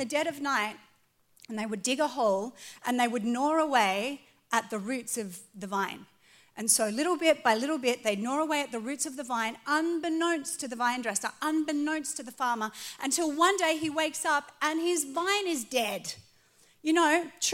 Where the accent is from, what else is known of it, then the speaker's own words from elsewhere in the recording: Australia; moved away as an adult; now in California, United States; I was born in Australia, but I became an American citizen